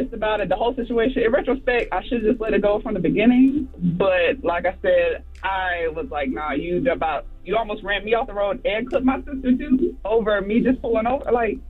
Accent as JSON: {"language": "English", "town": "Florence", "region": "South Carolina", "country": "United States", "said": "Okay, so for reference, I'm from South Carolina."}